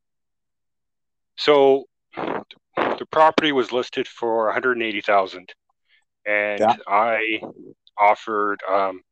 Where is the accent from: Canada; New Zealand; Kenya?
Canada; Alberta; moved away as an adult; also born or lived in Victoria, British Columbia; I'm from Alberta originally.